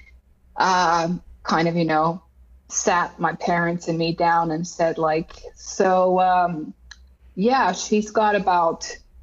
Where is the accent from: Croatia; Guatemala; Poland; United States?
Croatia; moved away as an adult; now in Finland; I grew up in Croatia as an only child